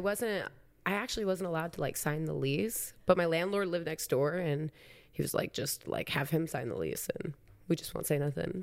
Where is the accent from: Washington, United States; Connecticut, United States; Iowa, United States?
Iowa, United States; Council Bluffs; moved away as an adult; I was from Council Bluffs